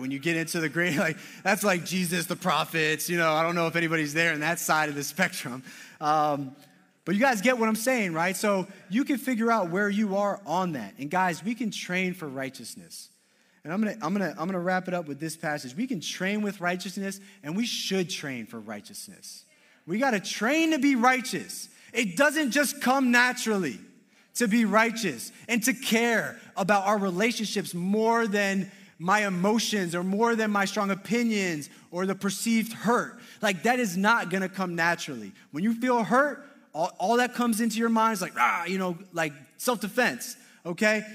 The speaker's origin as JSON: {"language": "English", "region": "Maryland", "country": "United States", "tie": "born or raised there", "also_born_or_lived": "Madrid / Southern Connecticut", "moved": "yes", "lives_now": "Connecticut, United States", "said": "I grew up in Maryland."}